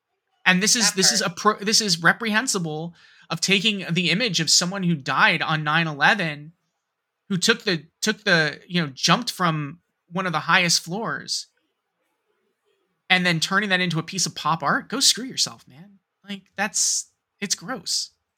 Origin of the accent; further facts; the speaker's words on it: New York, United States; also born or lived in Cincinnati, Ohio; I'm from the Metro New York area. I was born and raised here. 9/11 hit home, quite literally.